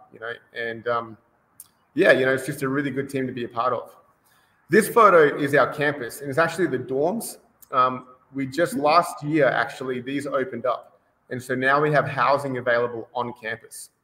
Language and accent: English; Brisbane, Queensland, Australia; moved away as an adult; now in Costa Mesa, United States; I'm originally from Australia. So uh, born and bred in Australia, in Brisbane. And uh, I moved over here about, uh, gee, almost 15 years ago now.